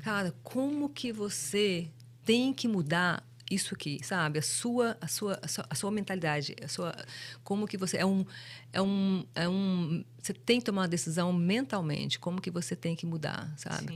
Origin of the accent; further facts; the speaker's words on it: Brazil; moved away; a gente crescendo no Brasil